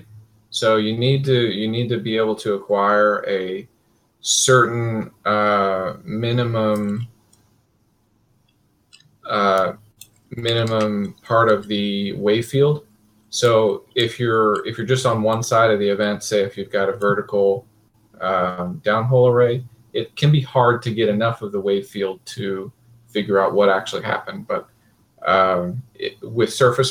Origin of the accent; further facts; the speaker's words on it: Kansas, United States; I grew up in Kansas